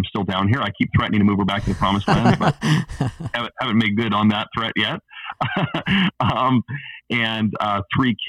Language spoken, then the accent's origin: English; Alberta, Canada; moved away as an adult; also born or lived in Los Angeles, United States / Pasadena, United States / Orlando, United States / Chicago, United States; now in Portland, United States; I'm Canadian originally, grew up, born and raised in Alberta, Canada.